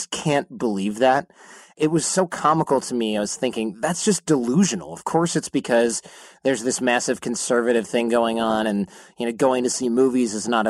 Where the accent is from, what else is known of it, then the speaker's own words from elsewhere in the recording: United States; I'm an American guy.